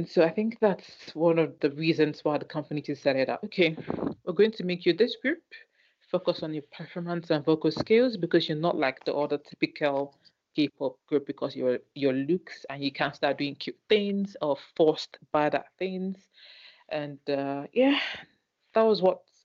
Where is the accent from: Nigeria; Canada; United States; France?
Nigeria; I'm Nigerian